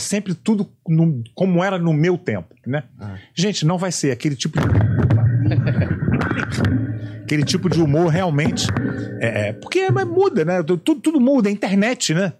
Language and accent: Portuguese; Rio de Janeiro, Brazil; Eu sou carioca